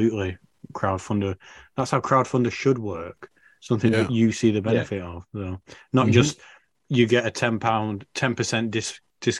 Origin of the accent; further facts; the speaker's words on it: Manchester area, North West England, United Kingdom; I'm only from the Manchester area